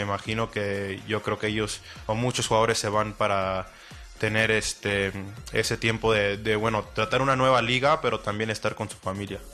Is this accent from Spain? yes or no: no; Mexico; also born or lived in United States; como mexicano